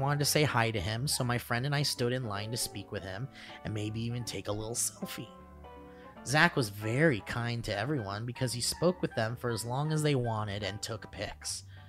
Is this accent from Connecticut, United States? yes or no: yes; Connecticut, United States; Back in the golden age of 2019, I went to go see a comedian in my home state of Connecticut. Shout out to Nutmeggers."